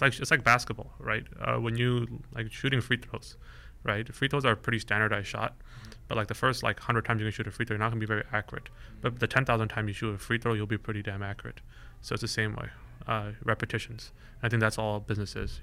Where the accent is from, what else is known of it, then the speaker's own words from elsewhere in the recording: Bay Area, California, United States; I grew up here in the Bay Area